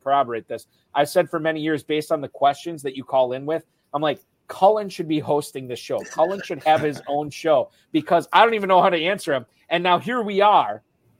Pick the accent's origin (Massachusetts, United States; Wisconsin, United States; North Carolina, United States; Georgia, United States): Wisconsin, United States; Appleton; born or raised there